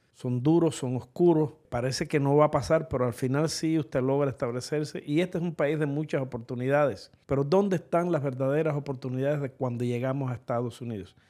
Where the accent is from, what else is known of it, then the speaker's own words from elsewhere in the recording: Cuba; now in United States; los cubanos